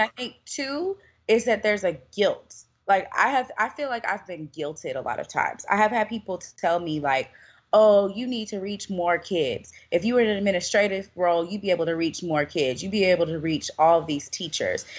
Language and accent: English; Louisville, Kentucky, United States; moved away as an adult; now in Louisiana, United States; I'm originally from Louisville, Kentucky